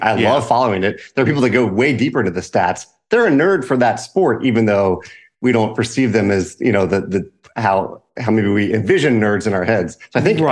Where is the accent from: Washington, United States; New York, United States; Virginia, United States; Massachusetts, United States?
Virginia, United States; Richmond; moved away as an adult; now in St. Louis, United States; I grew up in Richmond, Virginia, right outside